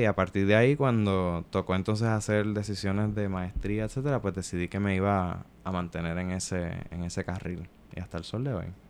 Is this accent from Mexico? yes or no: no; Puerto Rico; soy hijo de mi tiempo en mi país colonial. Este, Yo crecí este, en la década de los 90